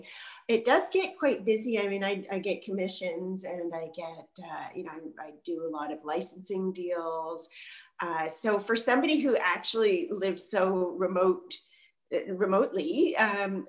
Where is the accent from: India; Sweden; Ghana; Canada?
Canada; Montreal, Quebec; I'm from Montreal, and I live about an hour north of the city now